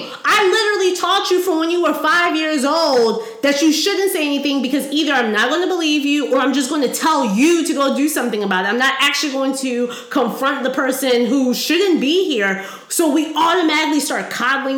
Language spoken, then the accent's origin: English; Howard County, Maryland, United States; I grew up in Howard County.